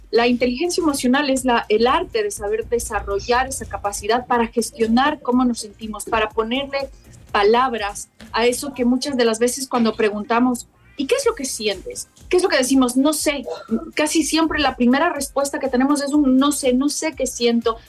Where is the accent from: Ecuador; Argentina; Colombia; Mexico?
Ecuador; now in Madrid, Spain; mi tierra maravillosa